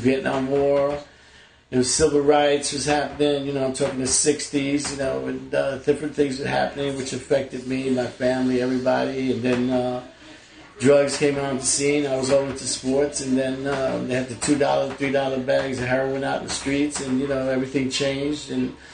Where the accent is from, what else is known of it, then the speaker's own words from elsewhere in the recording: New York City, New York, United States; also born or lived in Brooklyn / Flushing, Queens; I was born in Brooklyn, raised in the Bronx